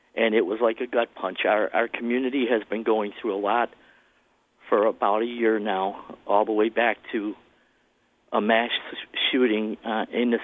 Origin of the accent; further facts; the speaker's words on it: Buffalo, New York, United States; I'm born and raised in Buffalo. I'm 64 years old